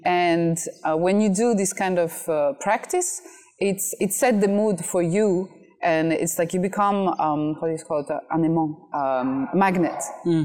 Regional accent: France; moved away as an adult; also born or lived in Russia / China; now in Vietnam; I was born in Russia and I grew up in France

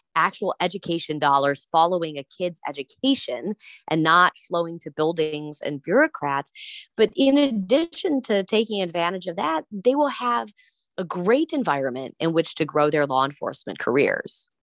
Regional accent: Wisconsin, United States; I'm from Wisconsin

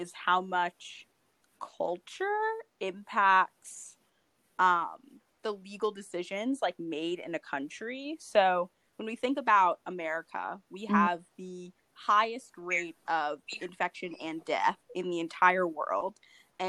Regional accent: United States

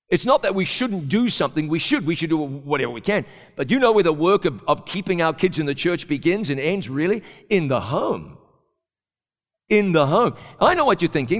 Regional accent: New Zealand; moved away; a kid growing up in New Zealand

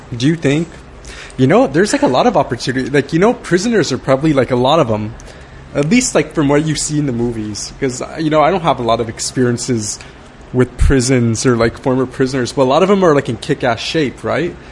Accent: Baldwin Park, California, United States; I grew up in in Baldwin Park

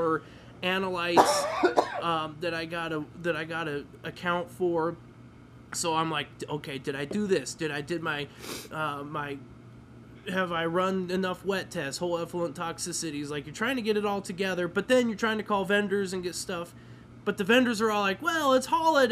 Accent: Midwest, United States; now in Colorado, United States; I grew up in the Midwest

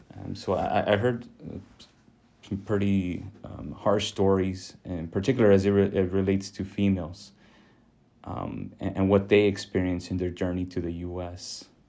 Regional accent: Rio Grande Valley, Texas, United States; also born or lived in Illinois; I was born in Illinois, but, but raised in the Rio Grande Valley

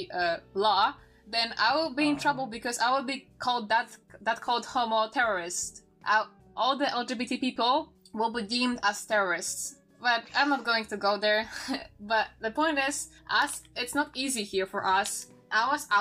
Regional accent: Poland; English is a second language; I'm from Poland. I'm not native English speaker

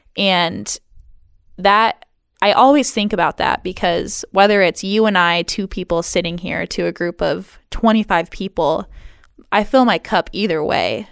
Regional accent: Hart, Michigan, United States; also born or lived in Seattle; now in Ludington, United States; my hometown of good old Hart, Michigan

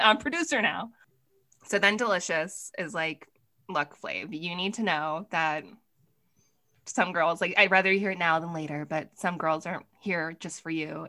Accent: East Coast, United States; I'm from the East Coast

